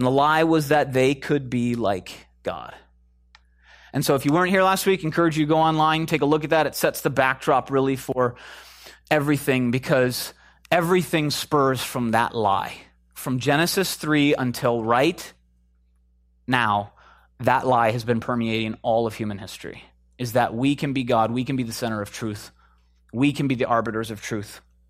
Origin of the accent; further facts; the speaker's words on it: Chicago, Illinois, United States; We're in California, right? Who said Jordan? I'm from Chicago, right?